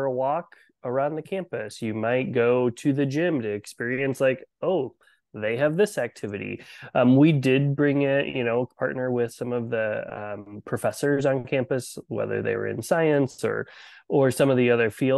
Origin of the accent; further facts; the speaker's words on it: Iowa, United States; I am born and raised in Iowa